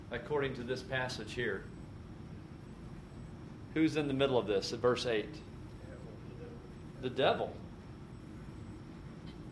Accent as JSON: {"language": "English", "country": "United States", "tie": "born or raised there", "said": "I was raised in America"}